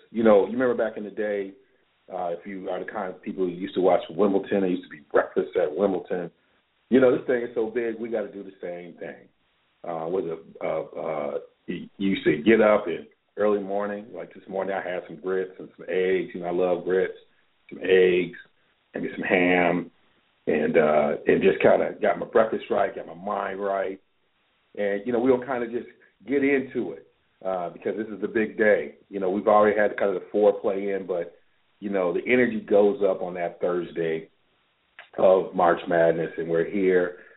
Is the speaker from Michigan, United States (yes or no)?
yes; Ann Arbor, Michigan, United States; I'm from Ann Arbor